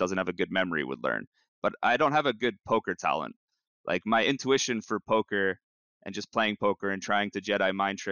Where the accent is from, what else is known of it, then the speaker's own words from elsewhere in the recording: Canada; as a Canadian